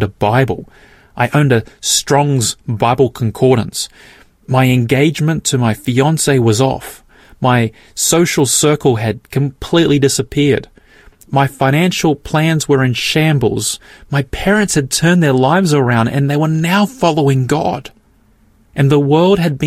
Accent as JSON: {"language": "English", "country": "Australia", "tie": "born or raised there", "said": "I'm born here in Australia"}